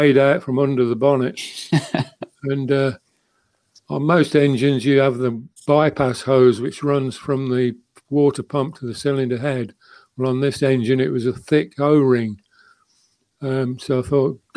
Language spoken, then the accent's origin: English; United Kingdom; being British